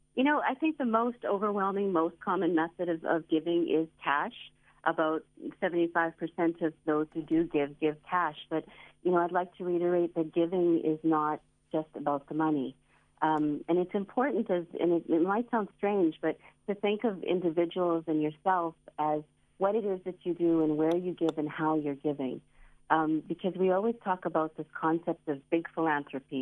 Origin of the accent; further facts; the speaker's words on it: Canada; now in South Africa; I grew up in Canada